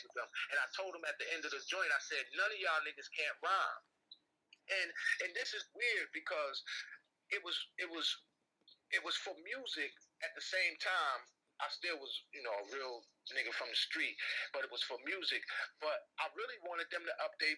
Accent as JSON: {"language": "English", "region": "East Coast", "country": "United States", "said": "I'm from the East"}